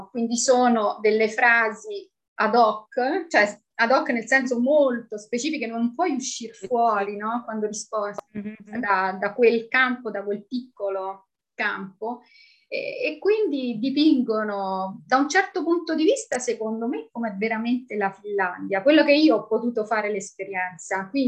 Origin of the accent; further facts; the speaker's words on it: Rome, Lazio, Italy; moved away; italianissima, sono di Roma, eh, che ho lasciato quasi 20 anni fa, iniziando questa vita no? abbastanza nomade